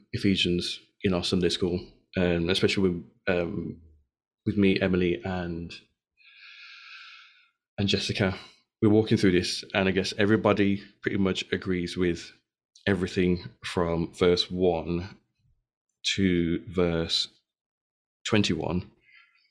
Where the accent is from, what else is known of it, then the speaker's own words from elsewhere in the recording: Birmingham, West Midlands, United Kingdom; growing up in George Street in Birmingham